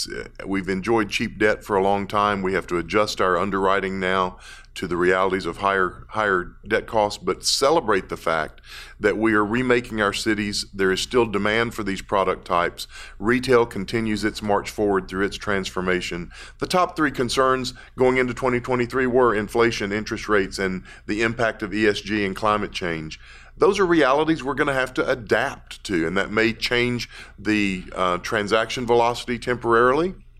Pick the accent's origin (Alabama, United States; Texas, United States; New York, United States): Texas, United States; Dallas; I'm from Dallas